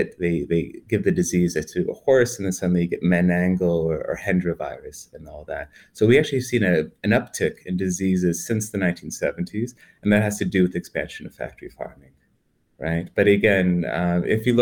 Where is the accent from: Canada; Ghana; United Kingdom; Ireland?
Canada; I'm Canadian